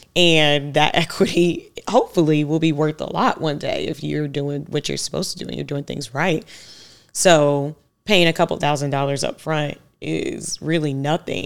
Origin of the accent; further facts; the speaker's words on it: Savannah, Georgia, United States; I grew up in Savannah, Georgia.